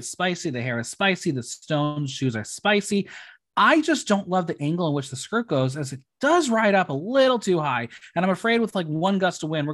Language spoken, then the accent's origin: English; United States; We're American